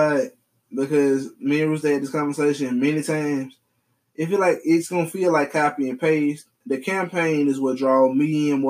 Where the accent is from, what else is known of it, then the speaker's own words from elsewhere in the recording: Mississippi, United States; I'm from Mississippi.